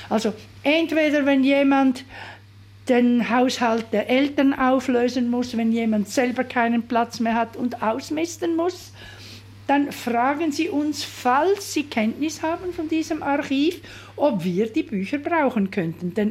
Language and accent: German; Zurich, Switzerland; ein bisschen auch Schaffhausern oder eben meine Muttersprache im Zürcher Weinland.